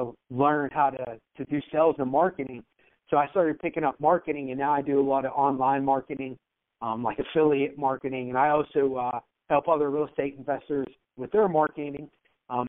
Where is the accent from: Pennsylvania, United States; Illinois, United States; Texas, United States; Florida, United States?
Pennsylvania, United States; Pittsburgh; I grew up in Pittsburgh, PA